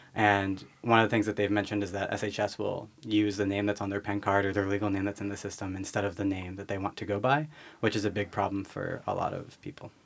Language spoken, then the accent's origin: English; Philadelphia suburbs, Pennsylvania, United States; I grew up in the Philly suburbs.